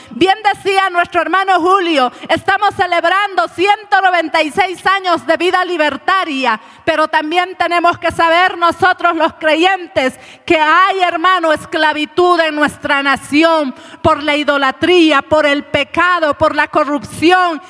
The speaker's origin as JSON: {"language": "Spanish", "region": "Cochabamba", "country": "Bolivia", "said": "hemos comido un sustancioso platito en la mañana, delicioso como buenos cochabambinos"}